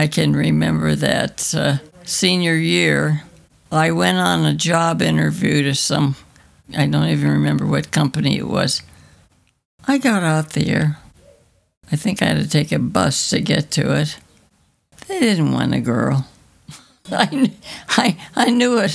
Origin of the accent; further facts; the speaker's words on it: Illinois, United States; I grew up in Illinois in a little village